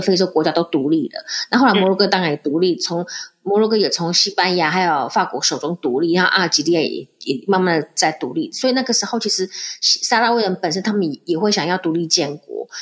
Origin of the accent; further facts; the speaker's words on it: Taiwan; moved away as an adult; now in Morocco; 我们在台湾